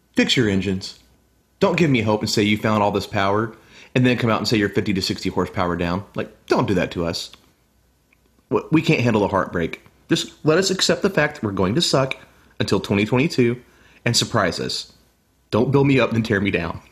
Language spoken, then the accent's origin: English; United States; me being an American